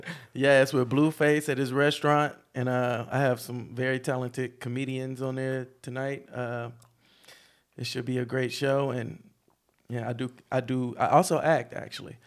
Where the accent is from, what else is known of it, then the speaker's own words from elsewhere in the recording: Houston, Texas, United States; moved away as an adult; now in Los Angeles, United States; I'm from Houston